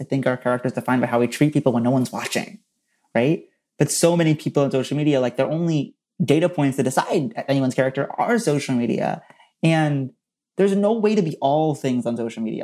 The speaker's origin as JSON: {"language": "English", "town": "Princeton", "region": "New Jersey", "country": "United States", "said": "I'm from Princeton, New Jersey"}